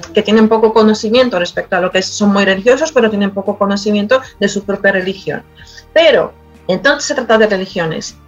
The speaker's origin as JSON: {"language": "Spanish", "country": "Poland", "tie": "born or raised there", "second_language": "Spanish", "moved": "as an adult", "lives_now": "Madrid, Spain"}